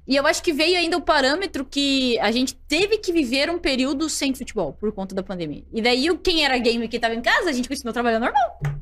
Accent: Curitiba, Paraná, Brazil; Eu sou natural de Curitiba

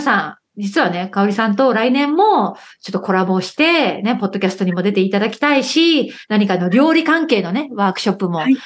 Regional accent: Okayama, Japan; now in United Kingdom; 私は岡山出身だから

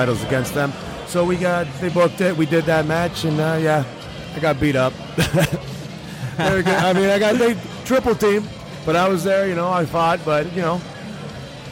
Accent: Canada; being Canadian

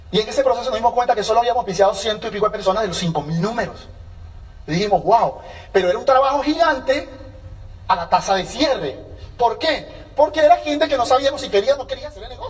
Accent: Venezuela; now in United States; Hola colombiano. Ah, sí, yo soy venezolano, somos vecinos, ¿cómo estás?

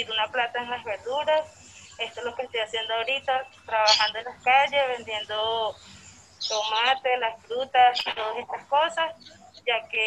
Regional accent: Venezuela; moved away as an adult; soy emigrante venezolana.

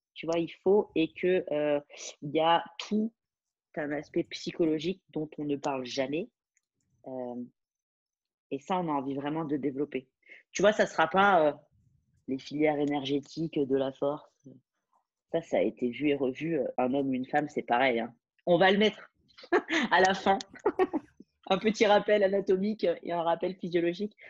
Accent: France; moved away as an adult; now in Dubai, United Arab Emirates; je, je, suis française

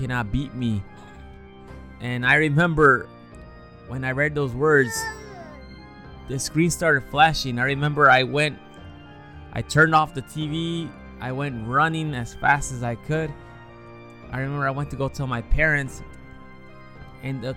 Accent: Chicago, Illinois, United States; I was born and raised in Chicago

